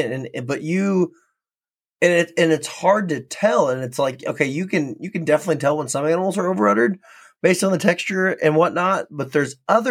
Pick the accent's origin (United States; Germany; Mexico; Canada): United States; North Dakota; accent: North Dakota; my North Dakota accent